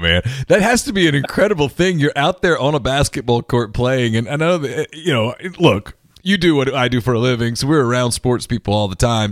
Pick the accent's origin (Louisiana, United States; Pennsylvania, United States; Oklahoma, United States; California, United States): Louisiana, United States; North; I grew up in North Louisiana